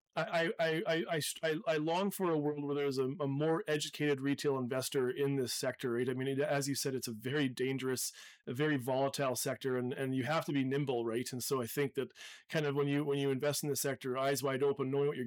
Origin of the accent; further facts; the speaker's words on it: Canada; as a Canadian